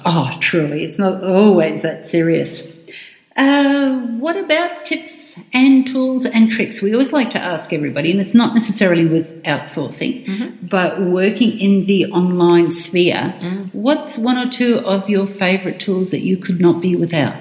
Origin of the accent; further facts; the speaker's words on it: Australia; I am Australian.